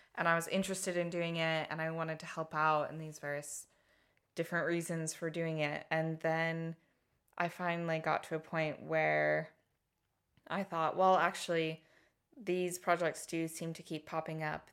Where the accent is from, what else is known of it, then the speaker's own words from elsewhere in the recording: Colorado, United States; accent: American; moved away as an adult; now in Hastings, United Kingdom; I was born and lived most of my, my youth, my up until about, uh, twenty-one, I was in Colorado, uh, the United States